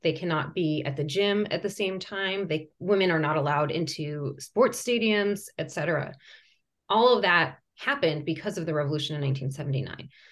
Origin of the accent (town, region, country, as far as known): United States; born or raised there; first language Persian; English is a second language; also born or lived in Iran